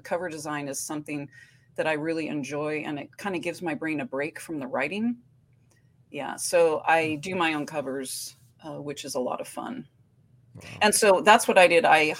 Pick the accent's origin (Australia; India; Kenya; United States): United States; Oakland, California; now in Portland, United States; You know, I came from the Oakland-Berkeley border to Portland, which was a shock.